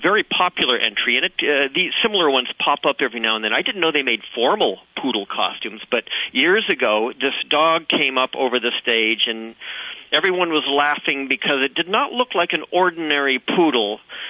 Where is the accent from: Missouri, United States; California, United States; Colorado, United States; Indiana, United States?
California, United States; Santa Barbara; I was born and raised in Santa Barbara, but I have traveled extensively in France